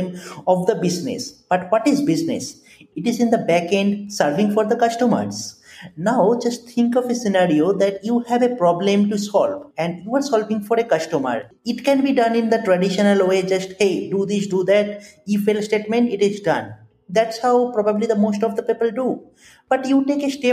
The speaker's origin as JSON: {"language": "English", "town": "Kolkata", "region": "West Bengal", "country": "India", "tie": "born or raised there", "moved": "yes", "said": "I completed my graduation from my hometown, that is Kolkata, on 2013"}